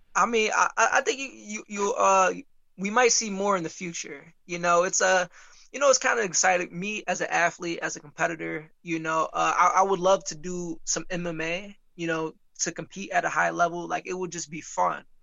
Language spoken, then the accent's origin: English; Muskegon, Michigan, United States; I'm from Muskegon